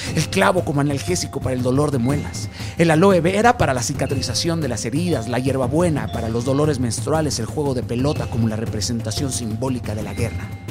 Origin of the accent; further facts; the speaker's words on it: Mexico; mi hermoso México